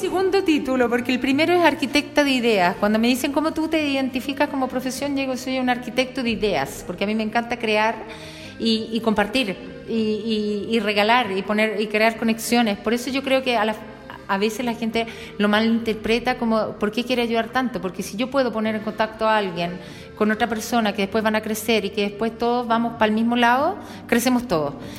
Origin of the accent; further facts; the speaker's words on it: Chile; now in Bologna, Italy; soy chilena